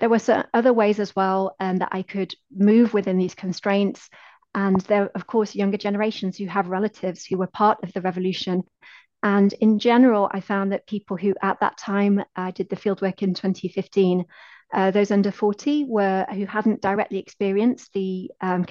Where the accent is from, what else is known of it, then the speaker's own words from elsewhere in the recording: United Kingdom; my positionality as a British researcher